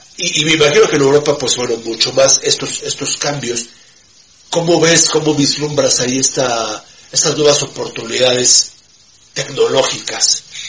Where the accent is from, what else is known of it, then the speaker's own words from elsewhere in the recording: Mexico; como los mexicanos